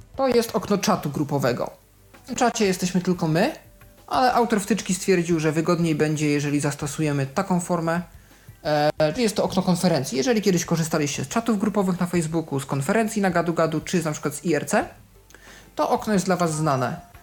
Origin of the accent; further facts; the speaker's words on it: Poland; skąd jestem, odpisuje Poland